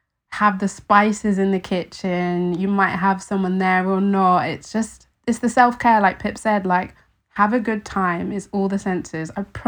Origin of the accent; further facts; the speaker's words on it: London, United Kingdom; I think for me, in growing up in London, in a city, I was very disconnected from where my food came from.